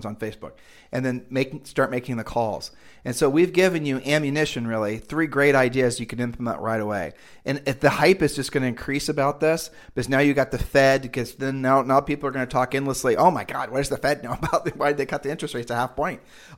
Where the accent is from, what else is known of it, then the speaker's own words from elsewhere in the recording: Columbus, Ohio, United States; now in Puerto Rico; In Columbus, Ohio, where Julie and I are originally from, and we've lived all over the country